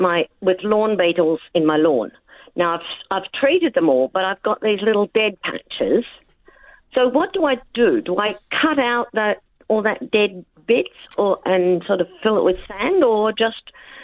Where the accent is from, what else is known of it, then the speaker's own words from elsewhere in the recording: Trigg, Western Australia, Australia; Well, same, actually, same. I came from Trigg and moved to North Beach.